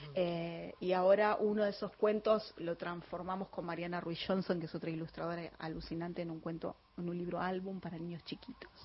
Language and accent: Spanish; San Martín, Buenos Aires Province, Argentina; los dos somos de San Martín